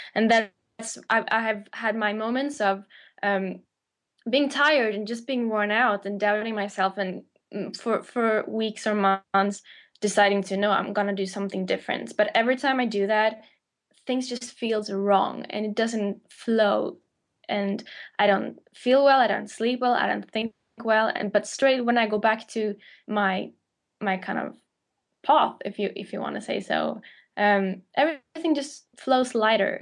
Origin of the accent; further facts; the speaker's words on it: Sweden; moved away as an adult; now in London, United Kingdom; I moved to London from Sweden, where I'm born